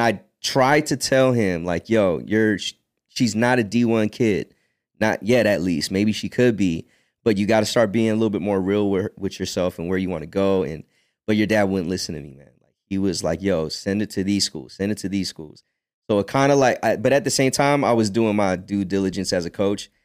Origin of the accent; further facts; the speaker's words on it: United States; also born or lived in Philippines; I was born in the Philippines and I grew up in America